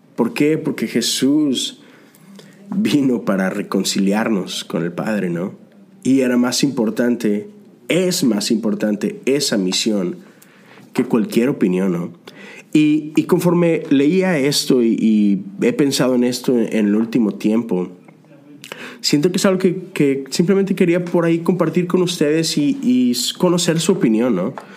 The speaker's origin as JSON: {"language": "Spanish", "country": "Mexico", "moved": "yes", "lives_now": "United States", "said": "México, el país de donde vengo"}